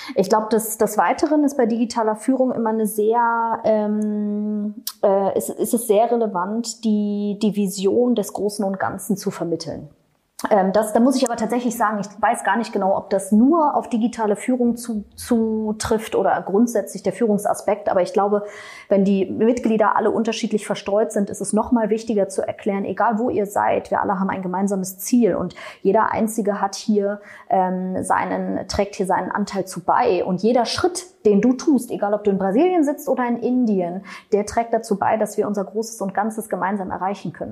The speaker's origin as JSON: {"language": "German", "region": "Berlin", "country": "Germany", "said": "ich komme aus Berlin"}